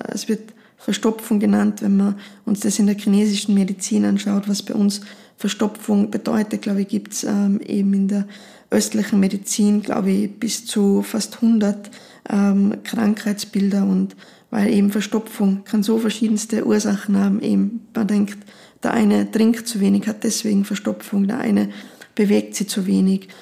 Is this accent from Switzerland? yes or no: no; Austria; bei uns in Österreich